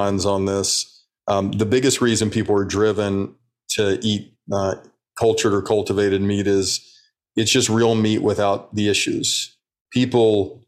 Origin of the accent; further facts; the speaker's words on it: Birmingham, Alabama, United States; I grew up in Birmingham, Alabama